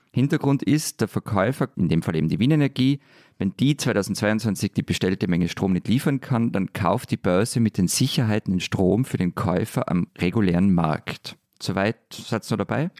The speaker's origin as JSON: {"language": "German", "region": "Vienna", "country": "Austria", "said": "bei uns in Wien"}